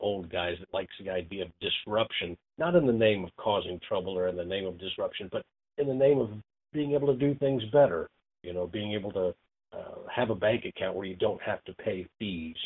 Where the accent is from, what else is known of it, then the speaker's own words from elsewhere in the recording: Indiana, United States; we're both from Indiana. We're both Hoosiers.